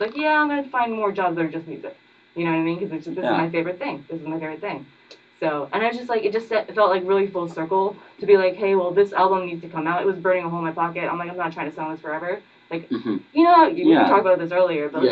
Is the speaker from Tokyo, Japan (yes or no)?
yes; Tokyo, Japan; moved away as an adult; also born or lived in Winston-Salem, North Carolina; now in Durham, United States; I grew up in Japan. I'm Asian, I'm Japanese